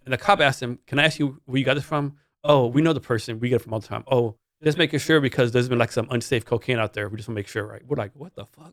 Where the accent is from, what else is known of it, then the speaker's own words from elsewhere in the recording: Texas, United States; I'm from Texas